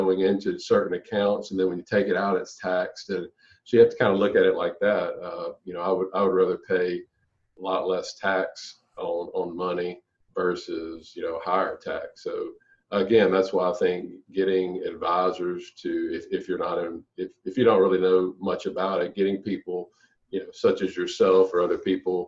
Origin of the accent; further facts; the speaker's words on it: Louisiana, United States; I'm from Louisiana